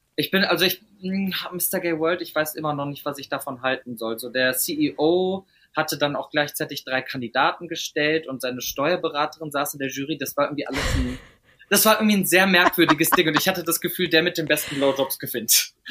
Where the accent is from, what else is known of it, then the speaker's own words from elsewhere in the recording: Meerbusch, North Rhine-Westphalia, Germany; also born or lived in Düsseldorf; aber ich bin in Meerbusch schönes, aufgewachsen.